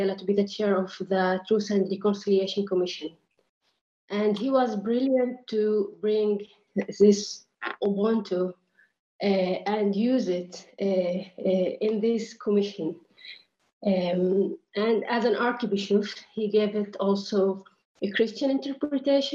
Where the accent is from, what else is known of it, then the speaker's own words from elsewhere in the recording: Nazareth, Northern District, Israel; moved away as an adult; now in Vienna, Austria; I am Palestinian from Nazareth. I am in Vienna for my studies